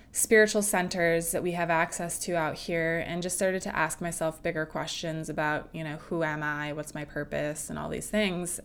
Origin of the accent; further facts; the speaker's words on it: Midwest, United States; moved away as an adult; now in California, United States; I'm from the Midwest and I moved out to California about 11 years ago